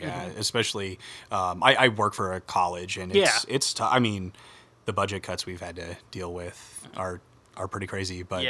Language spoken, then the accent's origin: English; Midwest, United States; we're from the Midwest